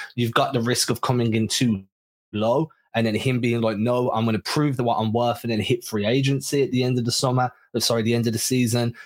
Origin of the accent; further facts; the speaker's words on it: England, United Kingdom; We're English